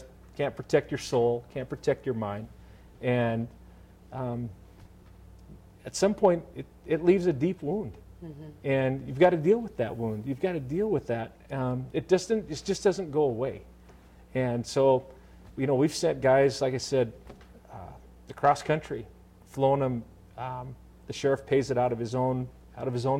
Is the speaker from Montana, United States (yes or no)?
yes; Montana, United States; I grew up in Montana